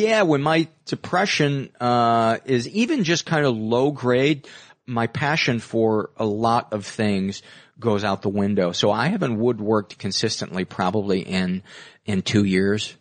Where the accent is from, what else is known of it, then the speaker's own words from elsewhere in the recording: Homewood, Illinois, United States; south suburbs of Chicago